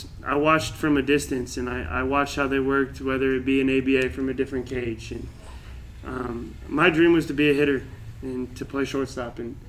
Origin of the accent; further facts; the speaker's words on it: Albuquerque, New Mexico, United States; growing up in Albuquerque behind these guys definitely is – I grew up 2 minutes away from La Cueva.